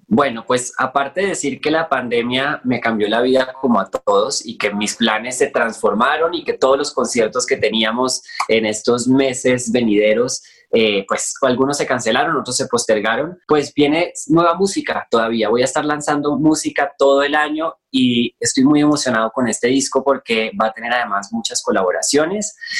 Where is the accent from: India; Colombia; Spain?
Colombia; Bogotá; moved away as an adult; now in Mexico City, Mexico; Bogotá, de donde soy